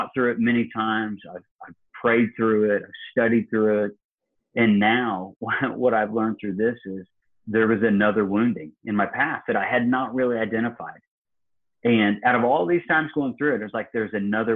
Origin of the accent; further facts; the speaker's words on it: Illinois, United States; now in Georgia, United States; I live in Georgia and he comes from my hometown in Illinois